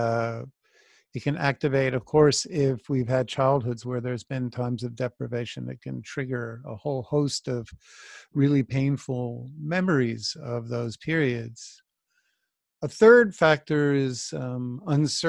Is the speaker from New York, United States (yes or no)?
yes; New York City, New York, United States; I grew up in New York as a child into my teen years in the 70s.